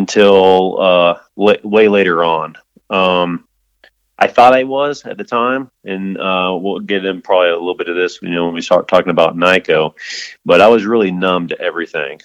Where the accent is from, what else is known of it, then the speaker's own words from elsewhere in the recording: St. Louis, Missouri, United States; moved away as an adult; also born or lived in Kentucky / Virginia Beach / Monterey; now in Colorado Springs, United States; I was born in Kentucky in 81. I was raised in St. Louis.